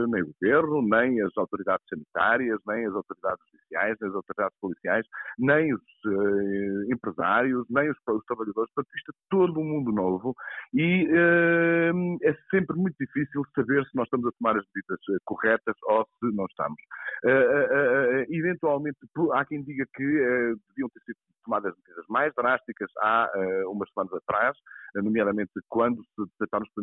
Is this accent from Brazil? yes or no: no; Portugal; nós, como portugueses